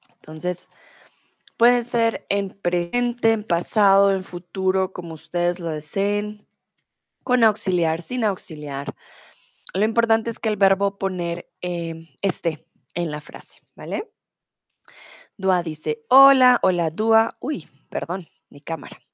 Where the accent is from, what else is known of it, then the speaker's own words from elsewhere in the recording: Bogotá, Colombia; soy de Colombia, de Bogotá